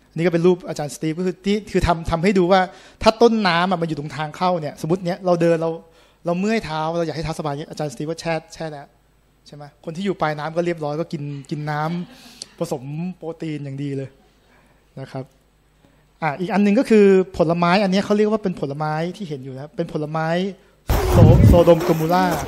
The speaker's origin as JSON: {"language": "Thai", "country": "Thailand", "said": "ผมเป็นคนไทยแท้ๆ"}